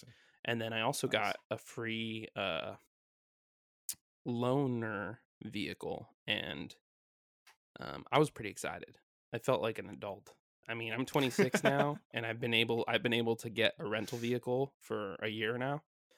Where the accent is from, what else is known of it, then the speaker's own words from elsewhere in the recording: California, United States; also born or lived in Washington; last week we came down from Washington back to my hometown, and we're back in California.